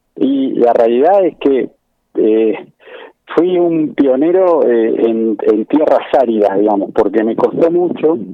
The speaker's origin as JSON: {"language": "Spanish", "region": "Buenos Aires", "country": "Argentina", "tie": "born or raised there", "said": "yo soy originario de Bajo Flores"}